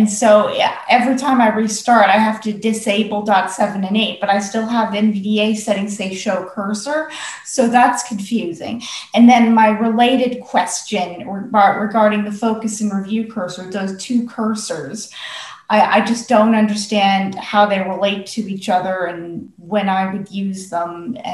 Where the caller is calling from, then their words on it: United States; as you can probably tell from my accent, I'm in the United States.